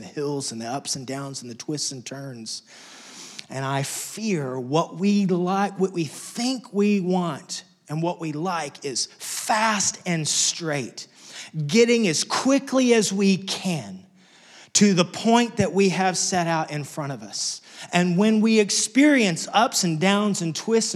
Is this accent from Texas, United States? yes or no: yes; Lubbock, Texas, United States; moved away; I grew up in Wessex. In fact, just a few weeks ago, got a chance to go back to my hometown, Lubbock, Texas